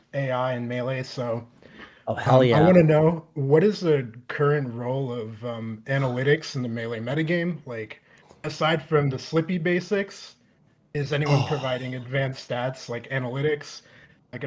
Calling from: Evanston, Illinois, United States; So I'm calling in from Evanston, Illinois.

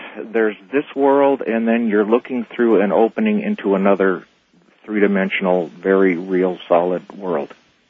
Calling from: Phoenix, Arizona, United States; I'm calling from Phoenix.

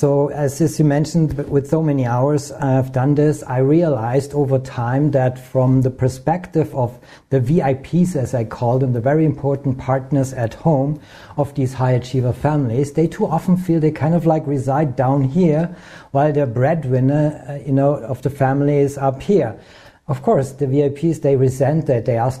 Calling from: near Munich, Bavaria, Germany; I'm calling in from Germany, and it's in the south, from a small lake, beautiful lake, close to Munich, and it's in the south and also close to the Alps.

